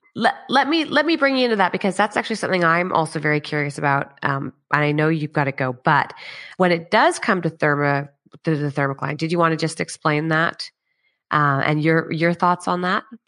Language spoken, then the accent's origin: English; Canada; now in Australia; I'm obviously Canadian and we were just back in Canada December, January.